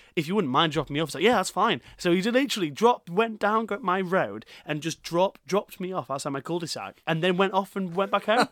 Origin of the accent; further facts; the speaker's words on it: Leeds, Yorkshire and the Humber, United Kingdom; Leeds with being, like, my hometown